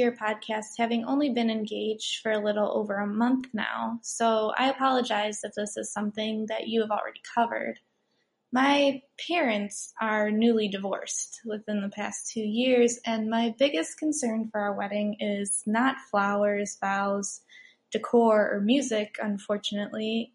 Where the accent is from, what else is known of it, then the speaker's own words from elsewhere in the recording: Rockford, Illinois, United States; I am from Rockford, Illinois, in the United States.